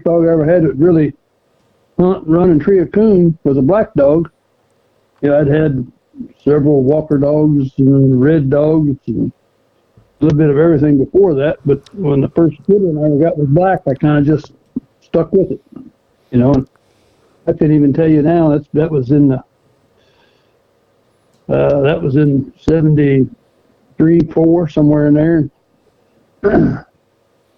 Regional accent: Mansfield, Ohio, United States; moved away as an adult; also born or lived in Arkansas / Italy / Peru, Indiana; I was born and raised in Ohio, in Mansfield, Ohio. Lived there until I was 20

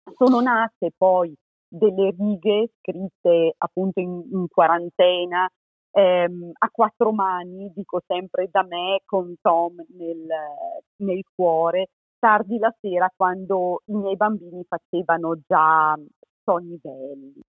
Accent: Trentino-Alto Adige, Italy; moved away as an adult; also born or lived in Spain / Zurich, Switzerland / Michigan, United States; sono trentina

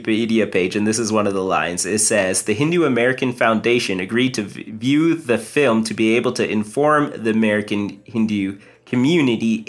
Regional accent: Canada; I'm like Indian, first generation Canadian

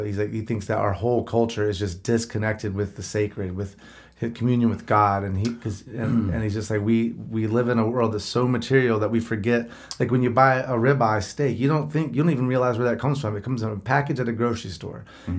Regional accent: North Carolina, United States; I'm from North Carolina

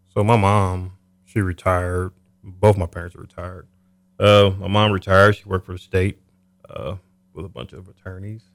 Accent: Topeka, Kansas, United States; I'm originally from Topeka. Okay. Kansas.

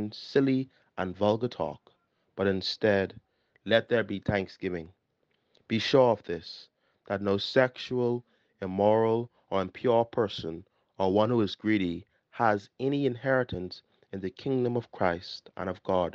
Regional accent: Nassau, New Providence, Bahamas; also born or lived in Barbados; I am from the Parish of St. Gregory the Great, located on Carmichael Road, New Providence

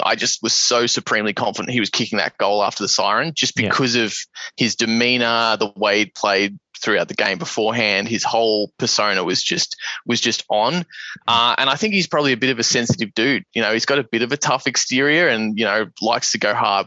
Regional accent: Geelong, Victoria, Australia; moved away; We were born and raised in Geelong.

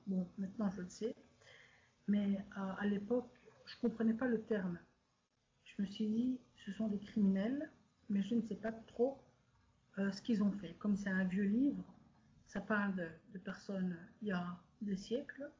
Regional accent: Brussels, Brussels-Capital Region, Belgium; je suis née en Belgique en 1988 d'un père tunisien, musulman modéré, et d'une mère belge

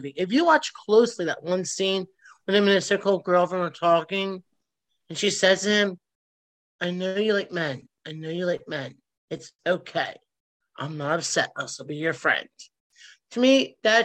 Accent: Philadelphia, Pennsylvania, United States; I was born and raised at Roxborough Memorial

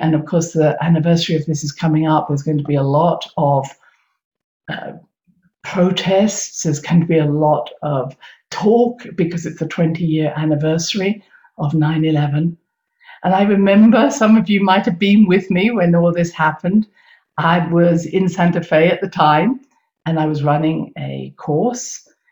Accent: United Kingdom; I come from Britain

